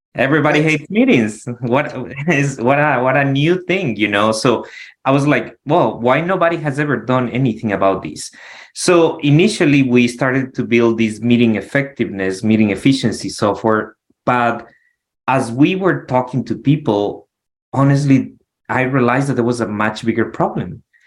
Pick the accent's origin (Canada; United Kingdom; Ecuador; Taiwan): Ecuador; Quito, Pichincha; moved away as an adult; now in Arizona, United States; I'm from Quito, the capital, the mountains.